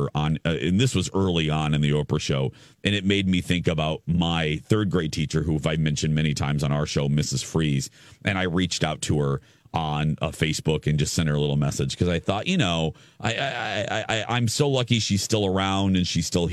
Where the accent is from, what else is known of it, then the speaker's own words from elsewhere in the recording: Indiana, United States; moved away; I'm from Indiana